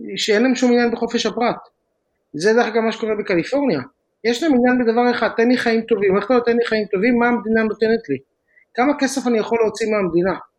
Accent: Israel; moved away as an adult; now in California, United States; אנחנו בארץ גדלים כישראלים

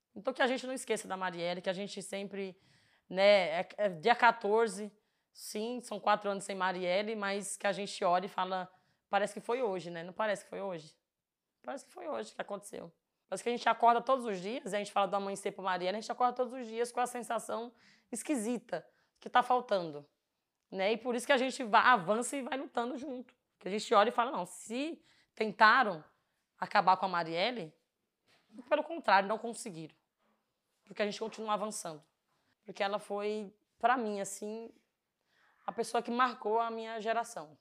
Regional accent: Floresta do Navio, Pernambuco, Brazil; now in São Paulo, Brazil; eu sou do Nordeste, para quem não sabe, sou de Floresta do Navio. E lá é natural, uma cidade muito pequena, né? E lá você conhece todo mundo

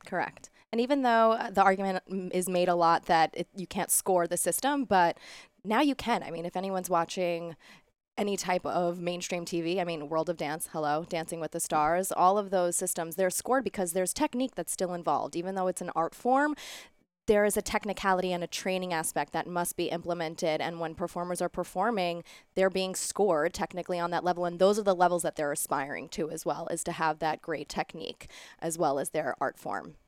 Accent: New York City, New York, United States; I grew up a dancer here in New York City. I danced all my life. I was a competitive dancer growing up in Middle Village, Queens

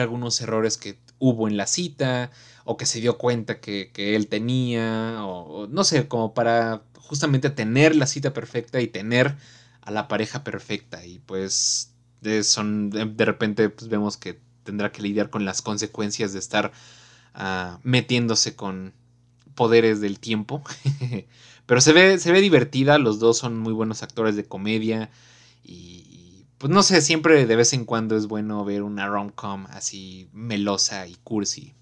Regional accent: Mexico; los valores que tenemos como mexicanos

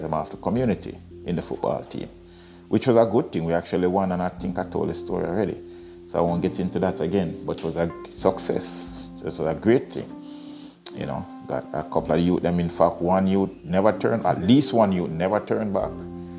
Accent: United Kingdom; now in Canada; Roger was my best friend when I was growing up in Britain. And in fact, I brought one of Roger's books here to Canada when I migrated here.

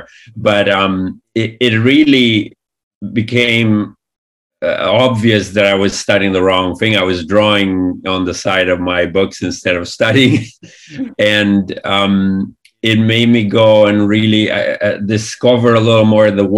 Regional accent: Italy; moved away as an adult; all this amazing animation that we grew up with in Italy

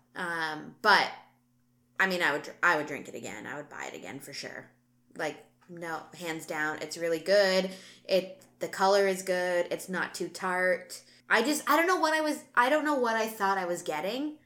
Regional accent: Canada; we're Canadian

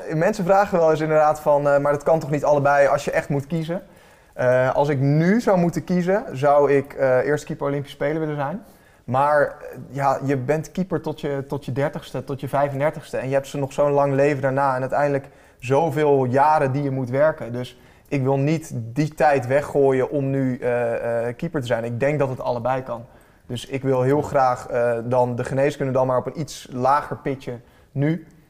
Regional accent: Heemstede, North Holland, Netherlands; Ik ben opgegroeid in Heemstede

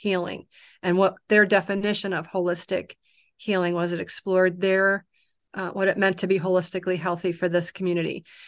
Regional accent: Kodiak, Alaska, United States; I'm from Kodiak

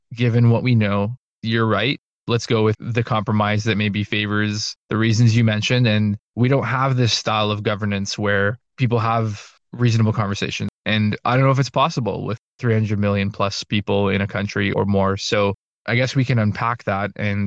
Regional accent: Canada; I'm Canadian, I'm not American

